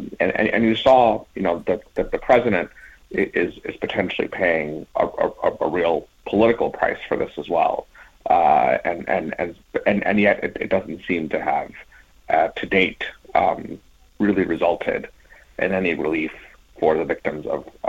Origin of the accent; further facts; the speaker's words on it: United States; as an American